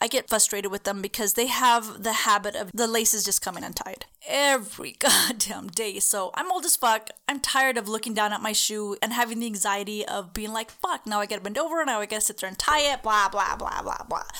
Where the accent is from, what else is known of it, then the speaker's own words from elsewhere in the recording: El Cajon, California, United States; I'm from Cachon.